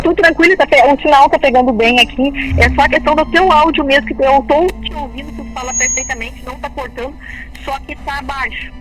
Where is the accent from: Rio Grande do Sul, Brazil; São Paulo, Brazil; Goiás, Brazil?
Rio Grande do Sul, Brazil; Guaíba; now in Butiá, Brazil; da minha cidade natal, Guaíba